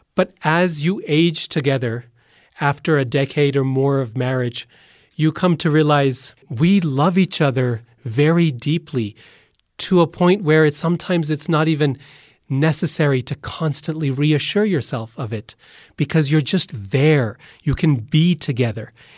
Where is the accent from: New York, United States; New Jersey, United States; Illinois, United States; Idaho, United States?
Idaho, United States; Boise; I'm from Boise, which is 100% absolutely true. It's the earliest memories I have, and it's still home